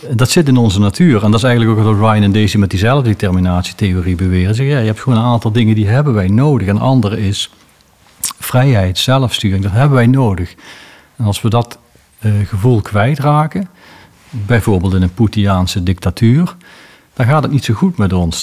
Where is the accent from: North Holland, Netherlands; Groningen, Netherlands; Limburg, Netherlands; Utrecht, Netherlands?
Limburg, Netherlands; South; bij ons in Zuid-Limburg